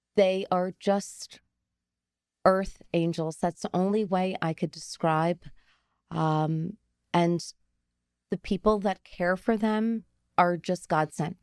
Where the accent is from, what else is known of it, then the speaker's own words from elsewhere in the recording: Garfield, New Jersey, United States; I grew up in Garfield